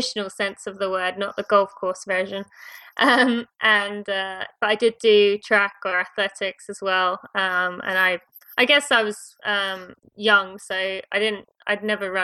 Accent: England, United Kingdom; moved away as an adult; also born or lived in Indiana, United States / California, United States / Michigan, United States / Philadelphia, United States; now in Lexington, United States; I am from England. I lived there till I was 18

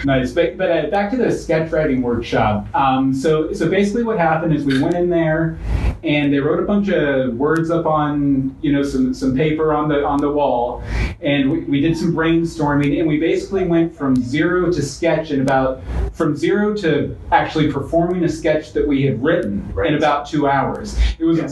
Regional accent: West Virginia, United States; now in Florida, United States; I'm from West Virginia.

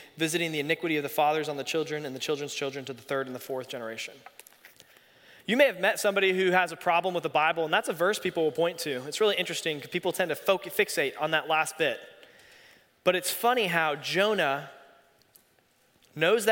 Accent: Raleigh, North Carolina, United States; I grew up here in Raleigh

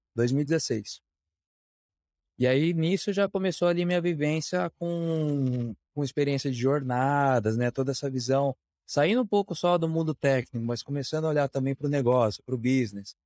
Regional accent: Curitiba, Paraná, Brazil; Sou natural de Curitiba

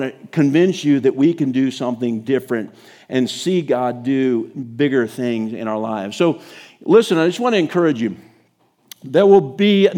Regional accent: United States; as an American church

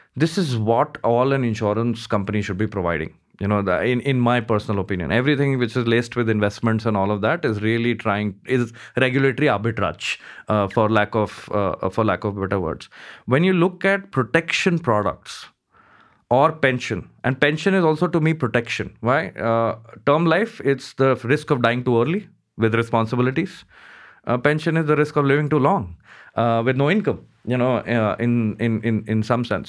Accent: Mumbai, Maharashtra, India; I grew up in Bombay, uh, most part of my life, uh, studied there

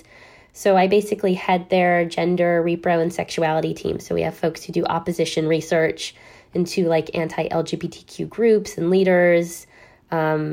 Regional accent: Downey, California, United States; my community in particular, where I grew up in Downey, California

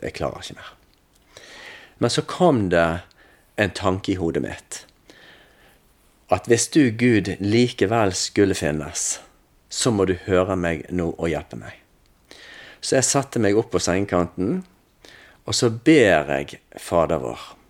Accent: Salhus, Vestland, Norway; Jeg er oppvokst i Salhus.

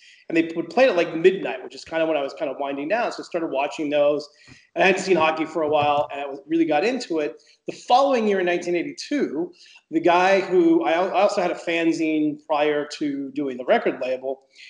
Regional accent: Los Angeles, California, United States; I grew up in Los Angeles

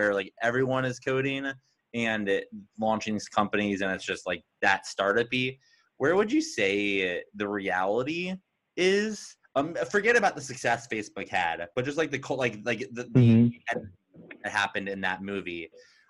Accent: Phoenix, Arizona, United States; I grew up in Phoenix, Arizona, which is very different from growing up in the Bay Area.

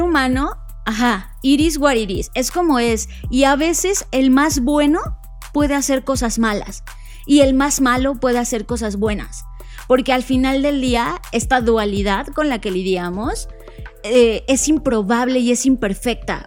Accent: Mexico; coincidimos con, e, con España como mexicanos

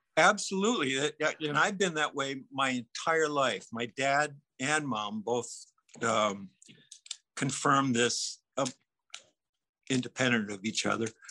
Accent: Minnesota, United States; growing up in Minnesota

